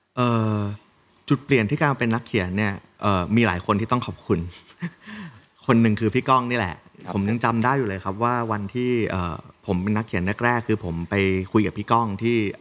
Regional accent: Nakhon Sawan, Thailand; แล้วเราอยู่ต่างจังหวัด ผมเป็นคนนครสวรรค์งเงี้ยครับเป็นลูกหลานโมจิ

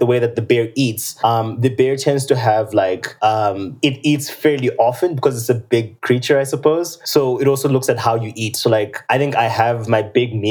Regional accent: Zimbabwe; moved away as an adult; now in Calgary, Canada; I'm from Zimbabwe, and that's where I've lived most of my days.

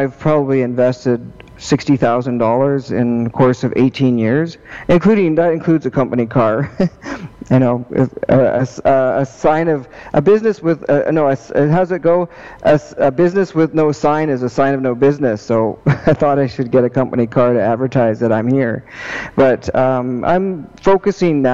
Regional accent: Prince George, British Columbia, Canada; now in Victoria, Canada; I'm from Prince George. And I currently live in Victoria

